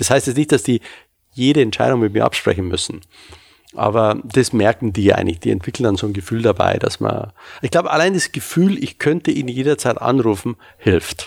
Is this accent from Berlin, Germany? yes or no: no; Munich, Bavaria, Germany; moved away as an adult; now in Hamburg, Germany; Ich komme ja ursprünglich aus München, wie Sie vielleicht hören